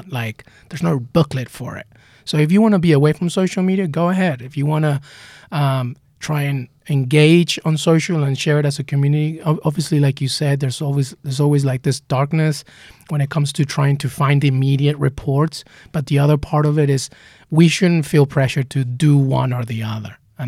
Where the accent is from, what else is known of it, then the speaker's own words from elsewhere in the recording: England, United Kingdom; also born or lived in Peru; I mean, I remember just growing up in England after leaving Peru.